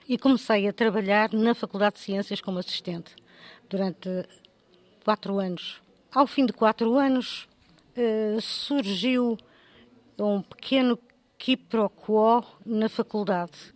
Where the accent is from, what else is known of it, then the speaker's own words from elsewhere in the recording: Porto, Norte, Portugal; moved away as an adult; also born or lived in Mozambique; Não vim de lado nenhum, porque nasci no Porto, na Rua de Pinto Bessa, mais precisamente na maravilhosa freguesia do Bonfim, que só tem boa gente